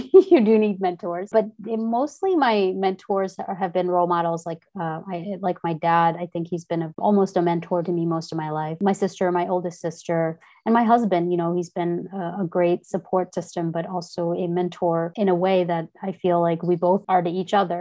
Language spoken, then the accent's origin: English; India; moved away; growing up in India